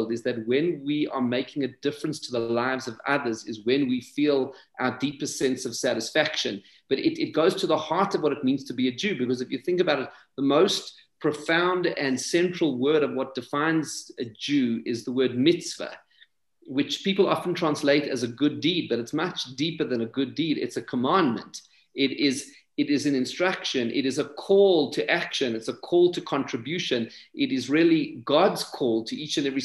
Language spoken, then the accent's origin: English; South Africa; our shared South African heritage